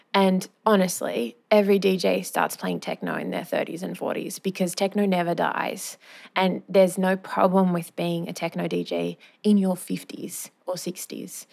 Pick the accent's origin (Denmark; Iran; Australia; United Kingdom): Australia; Wagga Wagga, New South Wales; moved away as an adult; also born or lived in Sydney; I grew up in Wagga